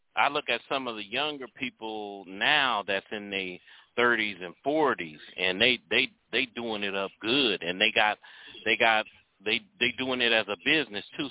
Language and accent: English; Cleveland, Ohio, United States; I'm from Cleveland, Ohio